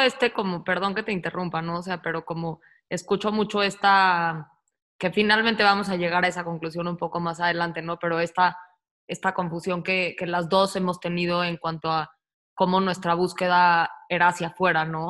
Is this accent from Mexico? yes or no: yes; Mexico City, Mexico; moved away as an adult; also born or lived in Australia; yo también nací en la Ciudad de México